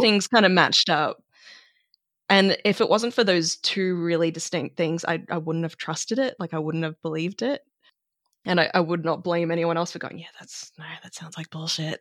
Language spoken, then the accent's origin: English; Australia; growing up in Australia